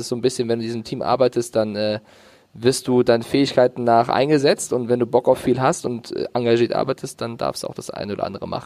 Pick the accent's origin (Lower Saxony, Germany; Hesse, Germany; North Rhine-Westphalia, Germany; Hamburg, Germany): Hesse, Germany; Frankfurt; ich bin Frankfurter Junge, Carsten.